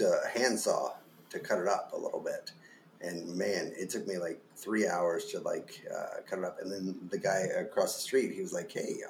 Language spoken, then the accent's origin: English; the South, United States; I'm from the South